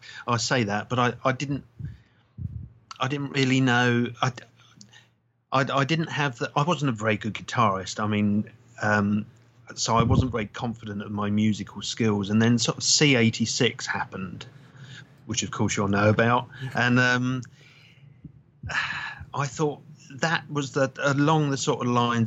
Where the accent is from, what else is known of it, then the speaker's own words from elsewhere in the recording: London, United Kingdom; now in Brighton, United Kingdom; I come from North London originally